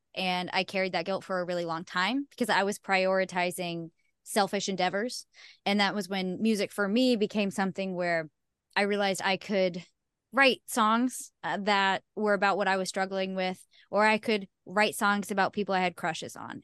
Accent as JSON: {"language": "English", "region": "Ohio", "country": "United States", "tie": "born or raised there", "said": "I'm from Ohio"}